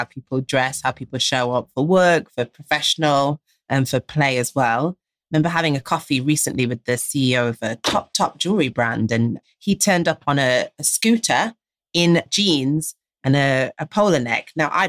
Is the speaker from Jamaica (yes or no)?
yes; Jamaica; Why? Because we're Jamaican.